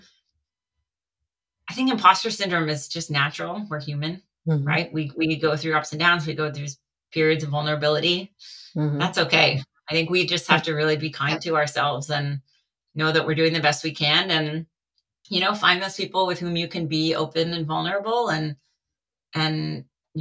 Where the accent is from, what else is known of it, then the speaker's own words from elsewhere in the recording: Connecticut, United States; moved away as an adult; now in California, United States; I grew up in Connecticut, so I grew up watching the UConn Huskies